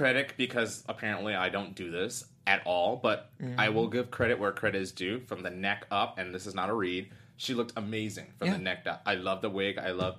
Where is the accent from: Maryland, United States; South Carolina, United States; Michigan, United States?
South Carolina, United States; Columbia; I grew up an hour away from Winthrop. In Charlotte? In Columbia, South Carolina.